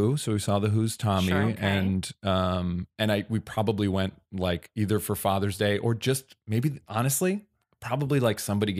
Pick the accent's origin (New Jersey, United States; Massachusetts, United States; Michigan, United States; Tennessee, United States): New Jersey, United States; I grew up in New Jersey.